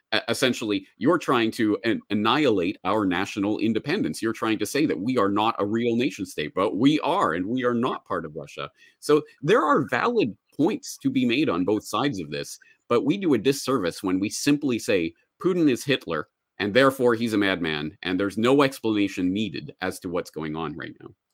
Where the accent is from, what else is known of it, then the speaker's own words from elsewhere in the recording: Calgary, Alberta, Canada; moved away as an adult; also born or lived in Dublin, Ireland; now in Japan; I am a Canadian. I was born and raised in Calgary, Alberta, Canada, and I spent m, my entire childhood there, grew up there